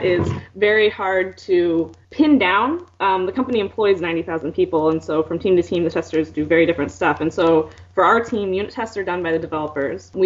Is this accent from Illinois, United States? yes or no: no; Fort Wayne, Indiana, United States; moved away; return to my hometown of Fort Wayne in Indiana and work there